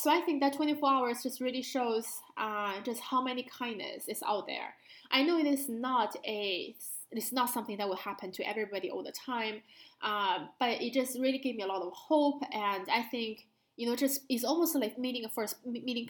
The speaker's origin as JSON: {"language": "English", "region": "Beijing", "country": "China", "tie": "born or raised there", "moved": "yes", "said": "growing up in Beijing"}